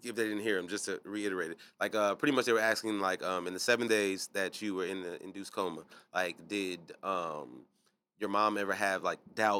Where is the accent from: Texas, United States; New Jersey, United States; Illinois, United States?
Illinois, United States; Chicago; I'm from Chicago.